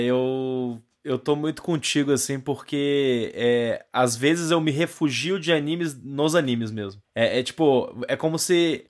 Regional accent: Brazil; Nós estamos absorvendo todos esses produtos como brasileiros e como adultos.

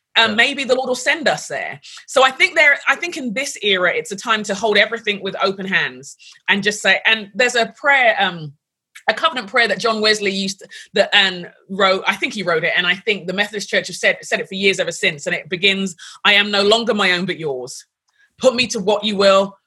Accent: London, United Kingdom; moved away as an adult; now in United States; I grew up in London

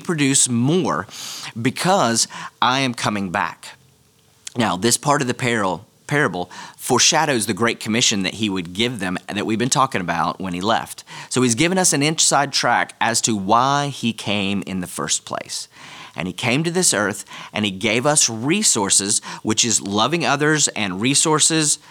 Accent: United States; as an American

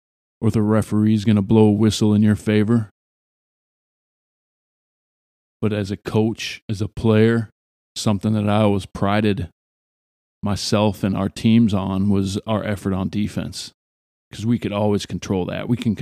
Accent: Ireland; Well, yeah, I'm Irish. Yeah, it's St. Patrick's Day around the corner.

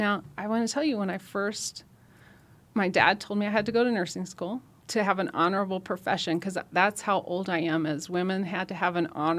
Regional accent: Nebraska, United States; I'm from Nebraska. Mm-hmm. And I grew up outside of a town of 250.

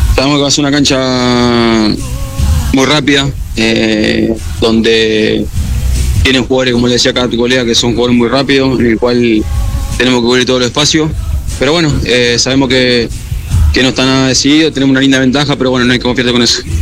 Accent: Argentina; now in Quito, Ecuador; volver a estar acá en mi país, en mis tierras

